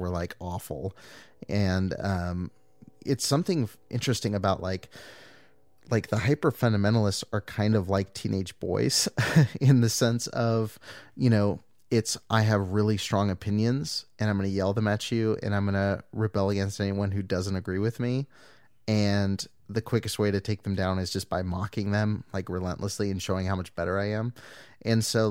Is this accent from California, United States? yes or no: yes; Southern California, United States; growing up in Southern California